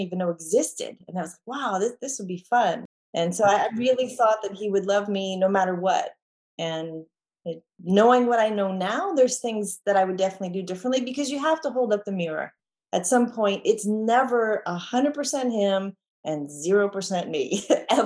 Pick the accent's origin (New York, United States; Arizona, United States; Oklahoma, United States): New York, United States; now in Texas, United States; I grew up in New York. I'm in Texas